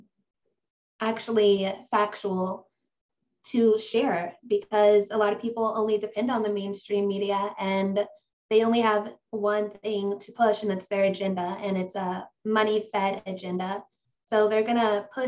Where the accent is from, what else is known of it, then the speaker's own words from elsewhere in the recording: Ohio, United States; I'm from Ohio in the United States